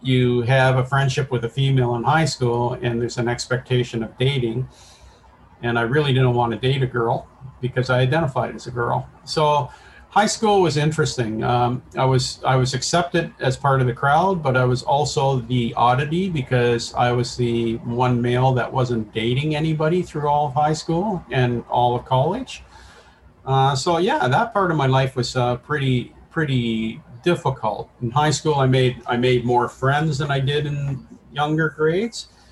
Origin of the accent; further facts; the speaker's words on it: Woodstock, Ontario, Canada; also born or lived in London, Ontario; I was born and raised in Woodstock